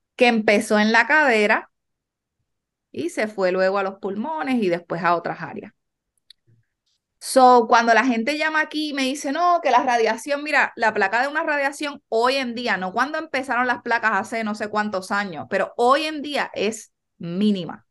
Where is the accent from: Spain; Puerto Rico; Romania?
Puerto Rico; Yabucoa; also born or lived in New York; nosotros somos de Yabucoa original